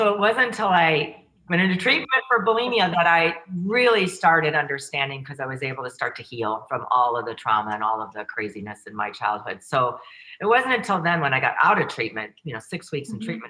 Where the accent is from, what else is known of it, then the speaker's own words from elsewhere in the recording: Chicago, Illinois, United States; I'm a product of the 60s. You know, I grew up in the Chicago area and the 60s riots and the 60s movement